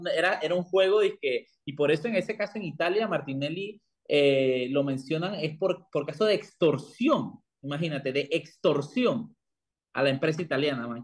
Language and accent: Spanish; La Chorrera, Panamá Oeste, Panama; moved away; una calle allá en Chorrera, en mi tierra